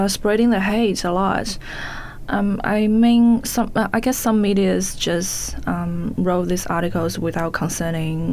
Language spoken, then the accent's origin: English; Wuhan, Hubei, China; English is a second language; moved away as an adult; now in New Zealand; Wuhan, my hometown